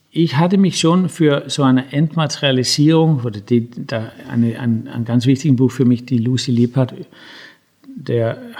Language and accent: German; Denmark; Ja, also ich bin ja in Dänemark zum großen Teil aufgewachsen.